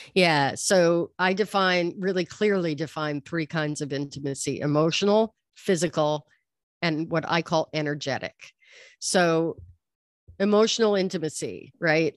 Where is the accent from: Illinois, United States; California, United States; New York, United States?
New York, United States; moved away as an adult; now in Los Angeles, United States; I grew up in New York, and I've been living in Los Angeles for thirty years